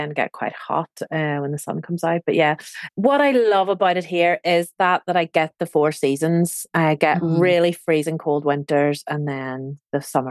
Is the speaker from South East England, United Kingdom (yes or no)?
no; Northern Ireland, United Kingdom; moved away as an adult; now in Provence, France; where I come from anyway, in Northern Ireland. So I'm originally from Ireland